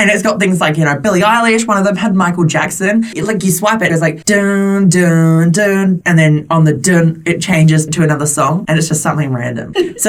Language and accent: English; Western Australia, Australia; moved away; could you tell that I was from Western Australia when you met me?